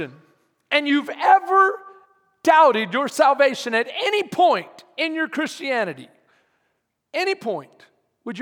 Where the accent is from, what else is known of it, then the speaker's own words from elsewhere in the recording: Texas, United States; we're tough, Texans.